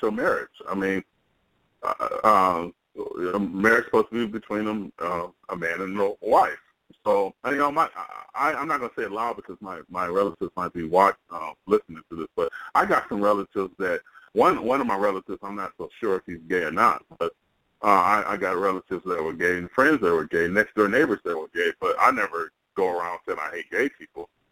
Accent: Pontiac, Michigan, United States; I know I'm from Michigan. I'm from Pontiac, Michigan

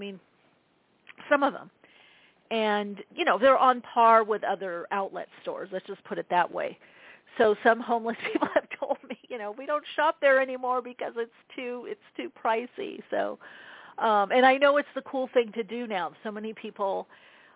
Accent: Southern California, United States; I grew up in Southern California

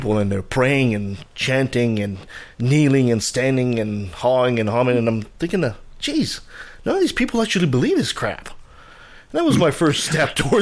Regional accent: Quebec, Canada; moved away; I'm originally from Quebec, so I was raised Catholic

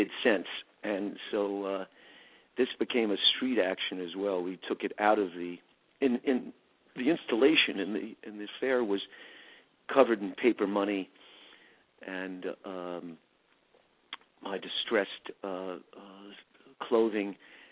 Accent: New York City, New York, United States; I'm in Manhattan now, and that's where I was born, in the Village

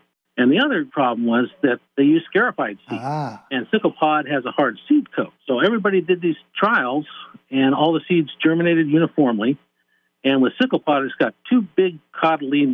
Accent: Yuma, Arizona, United States; also born or lived in California; I was born in California, but my father works for the Department of Agriculture in California, and he managed an inspection station at the Arizona border. So we lived in Yuma, Arizona, for a good portion of my formative years

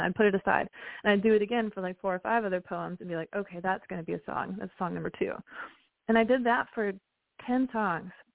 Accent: West Virginia, United States; moved away; growing up in West Virginia

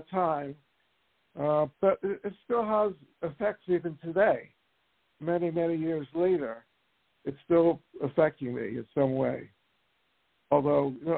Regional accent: Willingboro, New Jersey, United States; I'm from New Jersey, and that's where I grew up

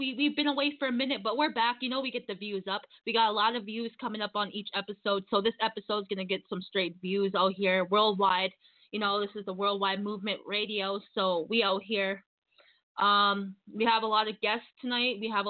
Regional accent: Saskatchewan, Canada; I'm from Saskatchewan. I'm out here in Saskatoon, Saskatchewan.

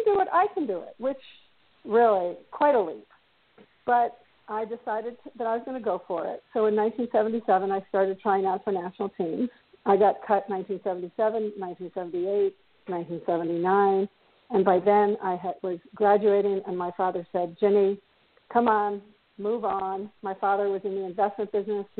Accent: New York City, New York, United States; I grew up in New York City, Park Avenue girl, private schools the whole way

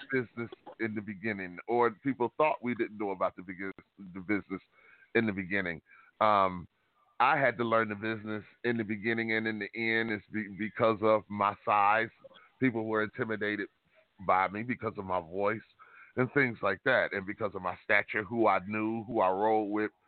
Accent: Detroit, Michigan, United States; moved away; I'm born and raised in Detroit

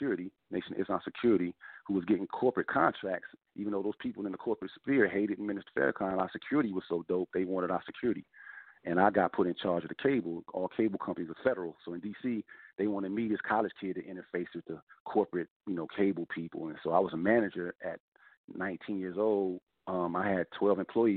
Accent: Brockton, Massachusetts, United States; moved away as an adult; also born or lived in Washington, D.C.; I grew up in Brockton, Massachusetts, my teenage years.

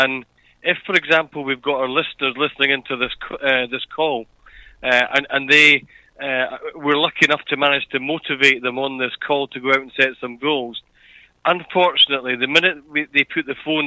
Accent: Edinburgh, Scotland, United Kingdom; now in Australia; I'm not from Australia. I'm from a place called Edinburgh, which is in a country called Scotland

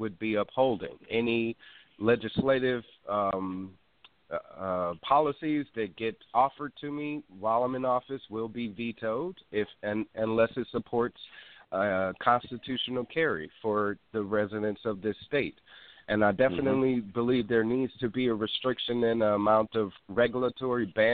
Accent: Wisconsin, United States; now in California, United States; I'm from Wisconsin

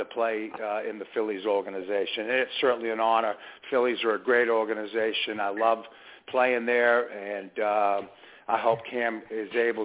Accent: Massachusetts, United States; also born or lived in Methuen, Massachusetts; now in Coweta County, Georgia, United States; Growing up in Massachusetts, I played American Legion

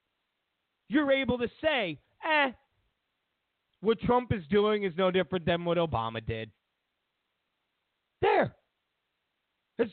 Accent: New York, United States; now in Los Angeles, United States; I'm from New York. I was born in New York.

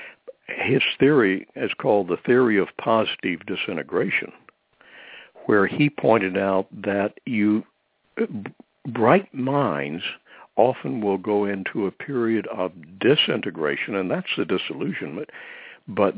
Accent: Deep South, United States; I grew up in the Deep South

